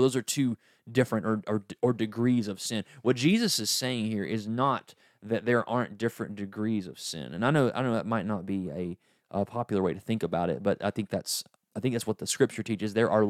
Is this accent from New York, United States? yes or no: no; East Tennessee, United States; I'm from East Tennessee.